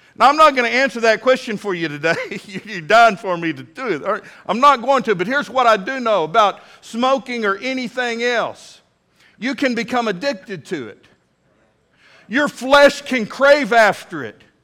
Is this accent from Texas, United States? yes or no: yes; Midland, Texas, United States; now in Fort Smith, United States; When I was a little bitty boy growing up in Midland, Texas